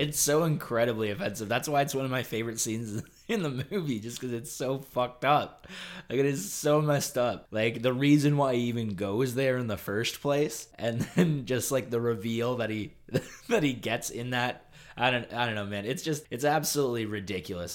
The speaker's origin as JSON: {"language": "English", "country": "Canada", "said": "Canada's pretty cool. It's just cold up here."}